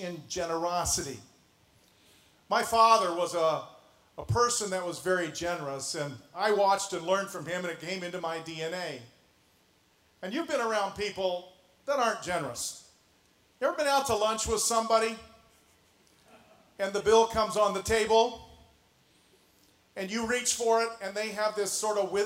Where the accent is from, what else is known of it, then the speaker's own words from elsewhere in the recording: Canada; moved away as an adult; now in Indianapolis, United States; So was